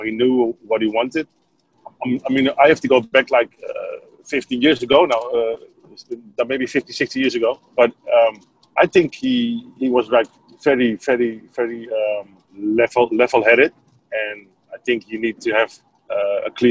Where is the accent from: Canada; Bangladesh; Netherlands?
Netherlands; I was from Holland